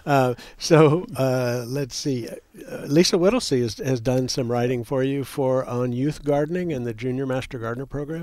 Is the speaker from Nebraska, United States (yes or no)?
no; Texas, United States; We in Texas